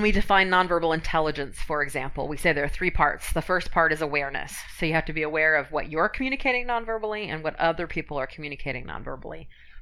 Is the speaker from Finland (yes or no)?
yes; Finland; moved away; I'm from Finland originally, and Finns tend to be cold and, you know, brutal, and our voice pattern always curls down.